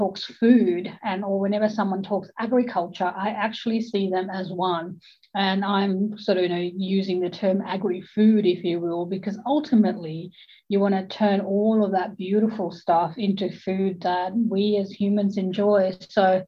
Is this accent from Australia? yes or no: yes; Australia